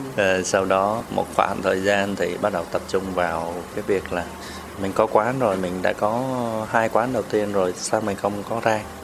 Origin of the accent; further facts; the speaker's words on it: Southern Vietnam, Vietnam; accent: Ho Chi Minh City; also born or lived in Can Tho / Hanoi (ancestral); sinh trong nam à. dạ, sinh trong nam rồi đi lòng vòng vòng miền nam và đa phần là ờ, cuộc sống hoàn toàn ở miền nam hết